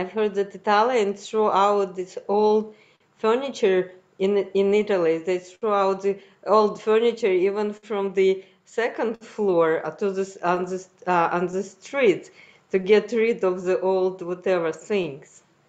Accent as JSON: {"language": "English", "country": "Uzbekistan", "moved": "yes", "said": "I'm from former Soviet Union, from Uzbekistan, actually"}